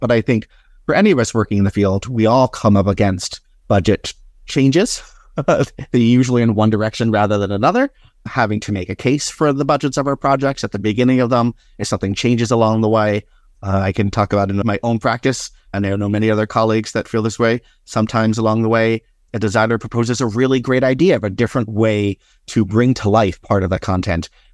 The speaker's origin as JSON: {"language": "English", "town": "Philadelphia", "region": "Pennsylvania", "country": "United States", "tie": "born or raised there", "said": "since when I was a child growing up in Philadelphia"}